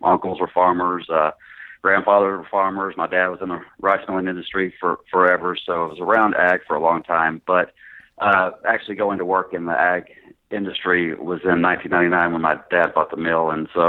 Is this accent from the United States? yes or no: yes; Greenville, Mississippi, United States; moved away as an adult; also born or lived in Paragould, Arkansas / San Antonio, Texas / Little Rock, Arkansas; So I actually grew up in Greenville, graduated high school, and went to college there in Mississippi. And then moved to San Antonio for a little while, and then moved back to Little Rock.